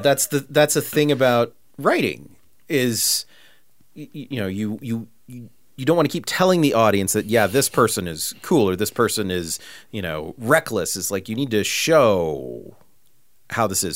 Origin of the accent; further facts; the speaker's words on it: California, United States; I grew up in Podunk, California, like, you know, little bitty town